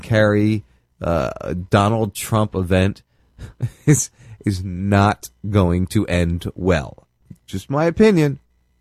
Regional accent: New Jersey, United States; I'm from Jersey

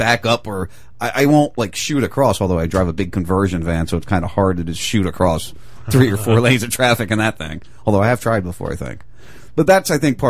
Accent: New Jersey, United States; moved away; I'm from Jersey. I was born and raised in Jersey.

